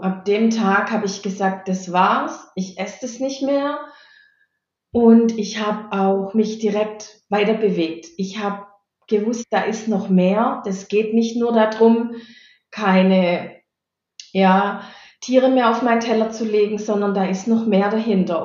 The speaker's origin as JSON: {"language": "German", "area": "Stuttgart area", "region": "Baden-Württemberg", "country": "Germany", "tie": "born or raised there", "also_born_or_lived": "Bottwartal", "said": "Ich bin geborene Badenerin, aufgewachsen und mein ganzer Lebenslauf war in der Stuttgarter Umgebung"}